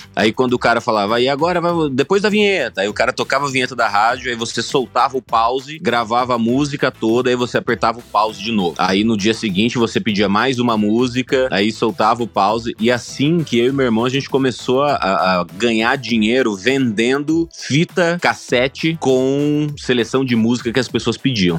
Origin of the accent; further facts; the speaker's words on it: Sinop, Mato Grosso, Brazil; moved away; also born or lived in Cuiabá, Mato Grosso; Eu, eu nasci em Cuiabá, capital do Mato Grosso, mas eu cresci em Sinop, que é uma cidadezinha no interior do Mato Grosso